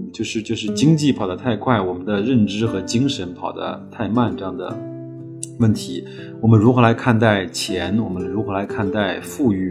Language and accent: Chinese; China; 西部呢，一直是对我们中国人来说，相对还是比较向往的地方